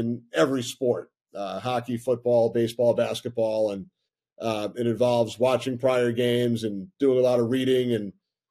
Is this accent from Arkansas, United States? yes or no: no; Long Island, New York, United States; I grew up on Long Island